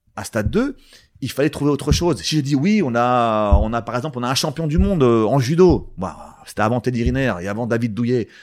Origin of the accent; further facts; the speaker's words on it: Val-d'Oise, Île-de-France, France; je viens du Val d'Oise